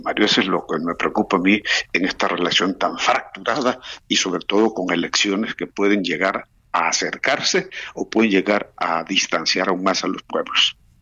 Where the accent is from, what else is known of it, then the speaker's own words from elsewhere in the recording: Mexico; now in Spain; somos los mexicanos